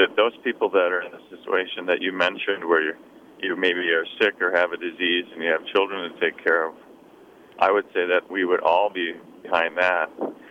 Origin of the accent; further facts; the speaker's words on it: Columbia Heights, Minnesota, United States; when I was a kid growing up in Columbia Heights, I'm 57